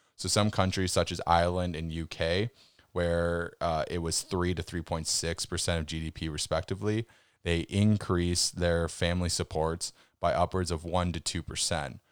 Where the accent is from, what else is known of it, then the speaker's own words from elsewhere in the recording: Canada; as a Canadian